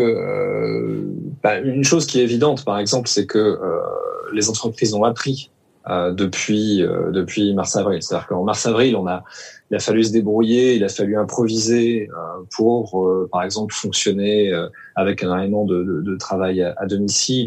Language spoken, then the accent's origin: French; Lorient, Brittany, France; je suis né à Lorient